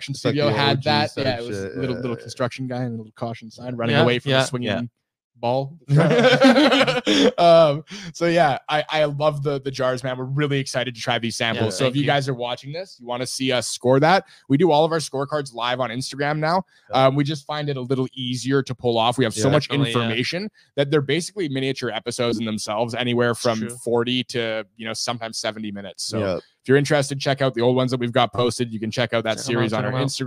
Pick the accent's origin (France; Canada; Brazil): Canada; we're Canadian